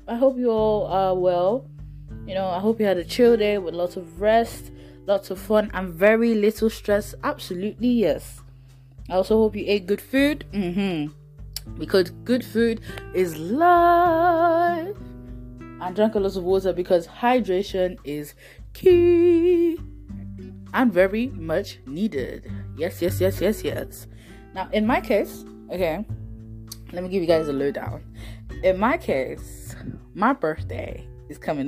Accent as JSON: {"language": "English", "country": "Nigeria", "moved": "yes", "said": "As a Nigerian"}